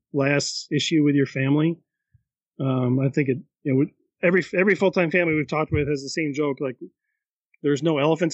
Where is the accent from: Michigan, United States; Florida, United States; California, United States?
Michigan, United States; Holland; we're from Holland, Michigan.